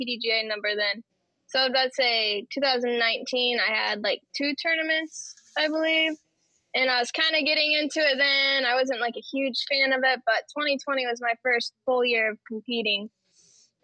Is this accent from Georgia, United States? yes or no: yes; Georgia, United States; moved away; also born or lived in Michigan; Grew up in Georgia